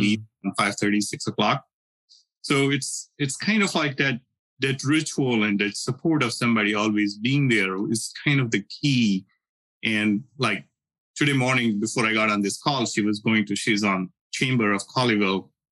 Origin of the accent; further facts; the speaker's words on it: India; moved away as an adult; I learned Sanskrit growing up in India